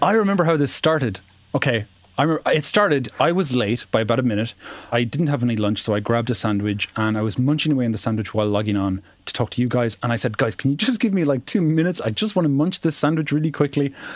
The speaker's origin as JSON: {"language": "English", "country": "Ireland", "said": "as an Irish person"}